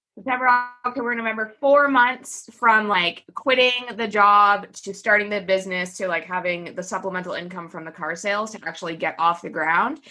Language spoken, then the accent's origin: English; Canada; I'm Canadian, by the way, and so is my company